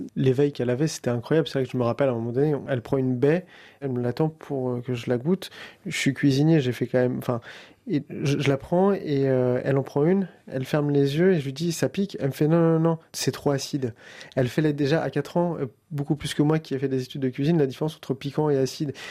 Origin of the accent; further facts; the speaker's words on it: France; On est français